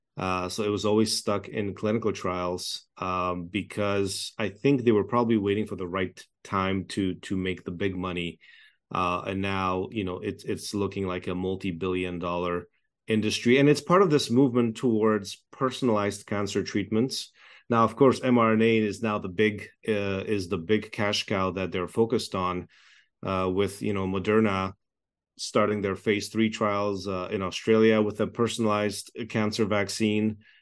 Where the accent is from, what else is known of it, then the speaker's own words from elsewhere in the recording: Toronto, Ontario, Canada; moved away as an adult; also born or lived in Czechoslovakia / Montreal; now in Edmonton, Canada; I grew up uh, in communist Czechoslovakia. We fled communism through a United Nations refugee camp, uh, in nineteen eighty-eight, just before the Berlin Wall fell. I then grew up in Toronto